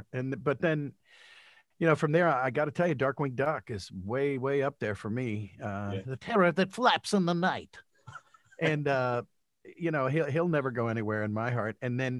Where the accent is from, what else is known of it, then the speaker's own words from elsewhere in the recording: Youngstown, Ohio, United States; moved away as an adult; also born or lived in New Orleans, Louisiana; I was born in Youngstown, Ohio, and I moved to New Orleans when I got out of high school.